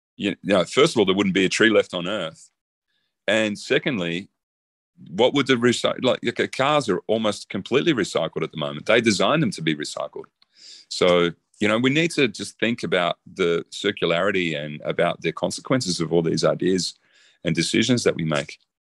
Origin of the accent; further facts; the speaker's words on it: Australia; I'm Australian.